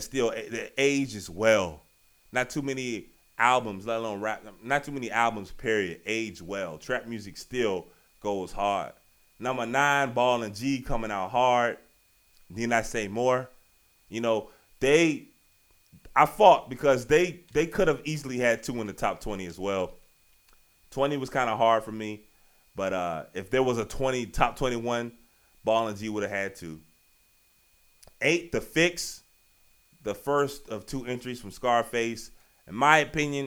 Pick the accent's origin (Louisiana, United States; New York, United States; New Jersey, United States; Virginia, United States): Virginia, United States; Y'all know I'm from Virginia.